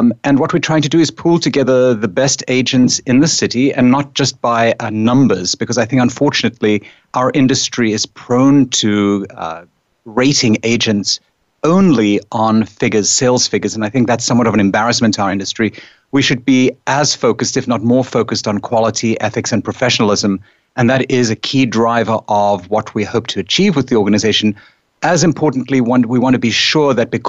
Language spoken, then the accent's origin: English; South Africa; now in New York, United States; I come from South Africa